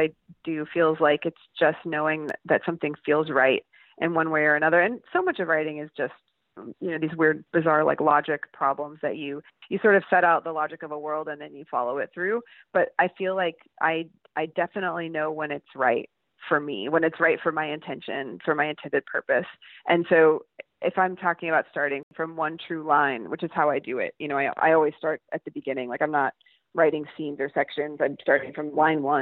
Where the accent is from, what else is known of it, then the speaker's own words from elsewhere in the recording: Lubbock, Texas, United States; moved away as an adult; also born or lived in New York; now in Portland, United States; the house where I grew up in Lubbock